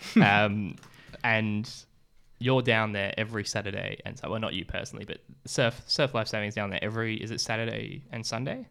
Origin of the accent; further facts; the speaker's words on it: England, United Kingdom; now in Australia; I was from England as well.